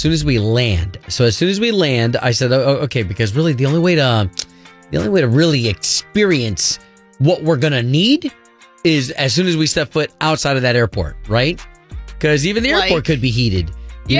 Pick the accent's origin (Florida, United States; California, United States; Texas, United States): Florida, United States; also born or lived in New York; You're talking to a Floridian, all right? Even though I was born in New York. Yeah. I've been raised in Florida